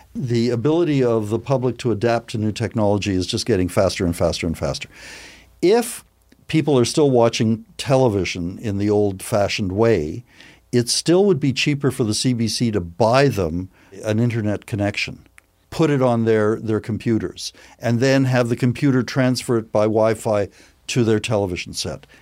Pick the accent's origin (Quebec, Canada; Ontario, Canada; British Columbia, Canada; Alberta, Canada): Alberta, Canada; Edmonton; moved away; I grew up in Edmonton.